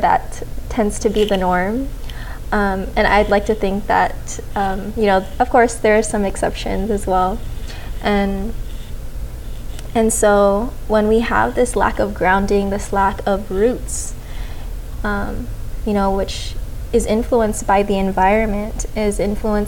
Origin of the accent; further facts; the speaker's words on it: Las Vegas, Nevada, United States; I've grown up in Vegas. I've been here most of my life